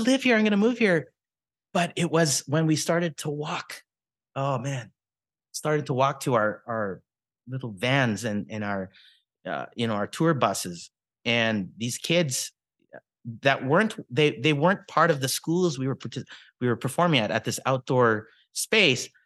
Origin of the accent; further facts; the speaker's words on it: Regina, Saskatchewan, Canada; growing up in the eighties, nineties, early two thousands, you know, Philippine culture in Regina, Saskatchewan